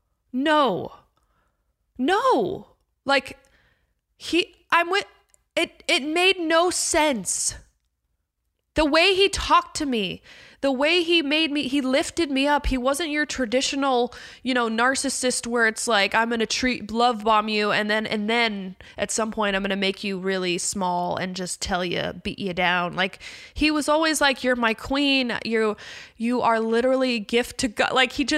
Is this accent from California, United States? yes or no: yes; Calabasas, California, United States; I'm very sheltered. I grew up in Calabasas.